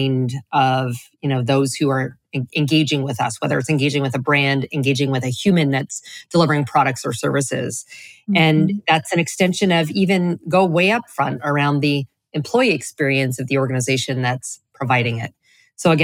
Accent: Canada; moved away as an adult; now in Florida, United States; I'm originally from Canada, and then continued to, play that up until I moved to Florida a couple of years ago

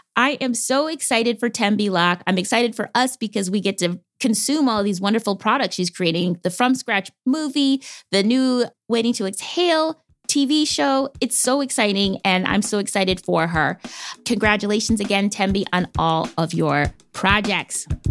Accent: Wisconsin, United States; I'm from Wisconsin

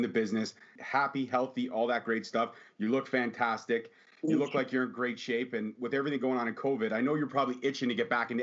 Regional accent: Canada; I'm Canadian

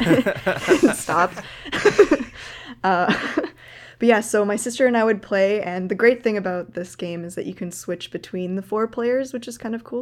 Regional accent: Canada; as a Canadian

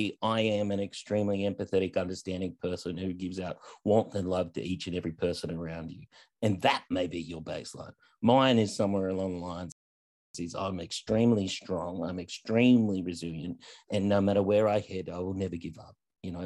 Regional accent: Australia; but as an Australian-American, I would draw comparisons about your experience in America

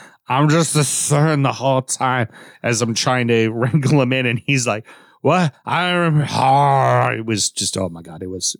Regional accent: Scotland, United Kingdom; And as a Scotsman, that normally gets you by.

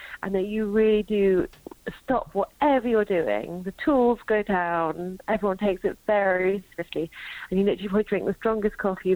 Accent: London, United Kingdom; now in Sweden; I'm from London, but I live in Sweden

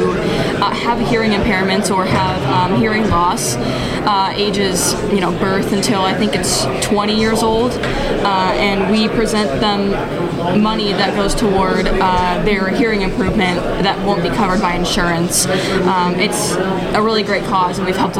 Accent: Fort Wayne, Indiana, United States; moved away as an adult; now in Indianapolis, United States; I'm from the Fort Wayne area

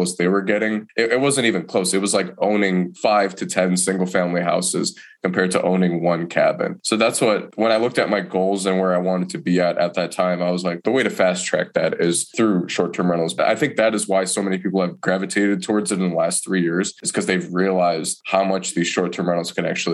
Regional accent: Detroit, Michigan, United States; moved away as an adult; now in Asheville, United States; I'm originally from Detroit, Michigan. I didn't want to move back to Detroit

